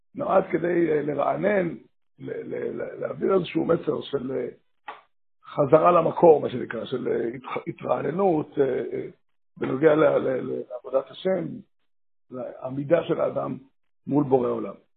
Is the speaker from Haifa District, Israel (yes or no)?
no; Safed, Northern District, Israel; בעיר הולדתי, עיר ילדותי, כמו צפת